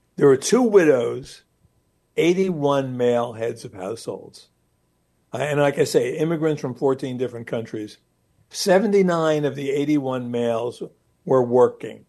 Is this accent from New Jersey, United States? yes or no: yes; Newark, New Jersey, United States; I grew up in Newark, New Jersey